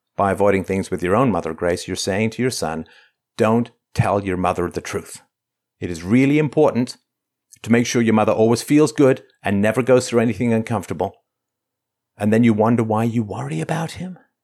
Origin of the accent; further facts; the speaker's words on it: Ireland; I come from Ireland, which was enslaved